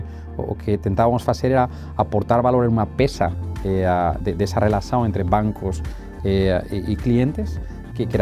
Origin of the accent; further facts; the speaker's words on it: Northeast Region, Brazil; Eu sou, eu sou, do Nordeste, bem do Nordeste.